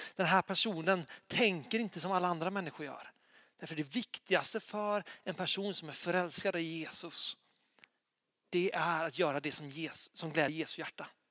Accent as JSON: {"language": "Swedish", "town": "Lysekil", "region": "Västra Götaland", "country": "Sweden", "tie": "born or raised there", "moved": "yes", "said": "jag bodde hemma i Lysekil då"}